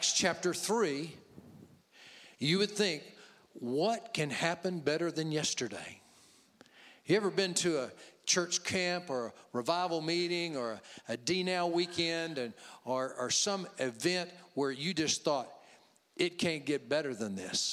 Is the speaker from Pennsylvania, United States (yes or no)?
no; Louisiana, United States; I'm from Louisiana